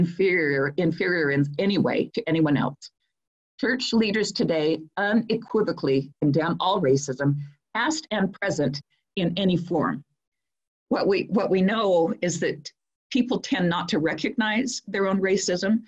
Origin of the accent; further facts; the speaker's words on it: Provo, Utah, United States; when I was growing up in Provo, Utah